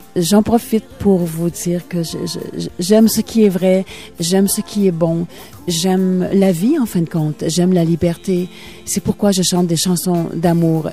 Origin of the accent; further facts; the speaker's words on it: Matagami, Quebec, Canada; also born or lived in Amos, Quebec; now in Florida, United States; Ma ville natale, c'est la ville de Amos. Sauf que j'ai grandi à Matagami.